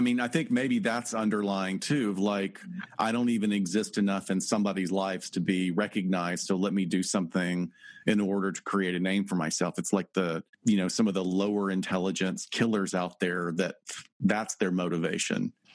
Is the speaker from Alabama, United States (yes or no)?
yes; North Alabama, United States; I'm from North Alabama